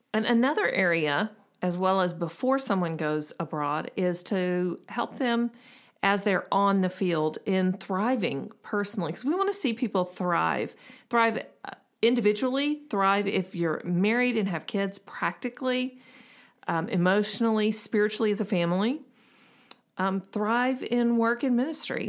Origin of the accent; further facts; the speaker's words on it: the South, United States; we're from the South